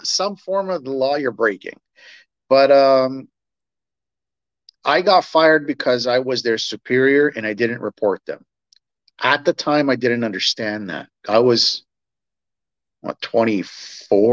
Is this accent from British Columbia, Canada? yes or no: no; Toronto, Ontario, Canada; moved away as an adult; I was born and raised in Toronto